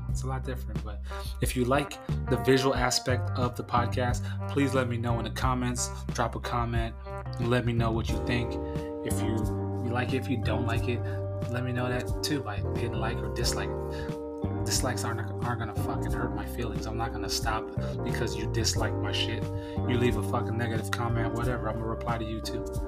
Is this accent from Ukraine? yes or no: no; San Diego, California, United States; made in San Diego, California, my hometown